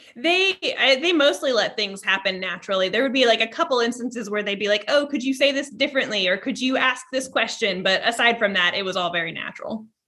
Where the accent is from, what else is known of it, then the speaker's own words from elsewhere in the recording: Vermont, United States; I was born in Ver, in Vermont